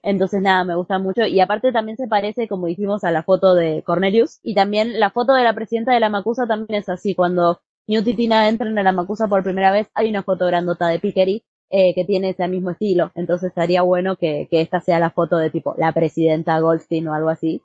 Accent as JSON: {"language": "Spanish", "country": "Argentina", "said": "en mi país, en Argentina"}